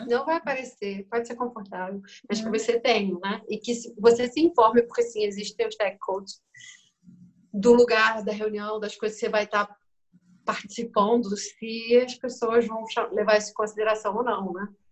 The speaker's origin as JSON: {"language": "Portuguese", "country": "Brazil", "also_born_or_lived": "Germany", "moved": "as an adult", "said": "eu, como brasileira, eu devia ter 21"}